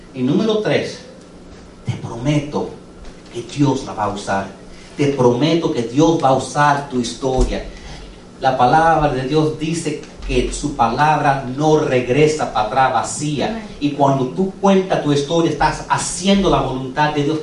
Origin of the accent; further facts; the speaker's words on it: United States; Spanish is a second language; yo soy second generation americano. ¿Ok? Yo soy nacido aquí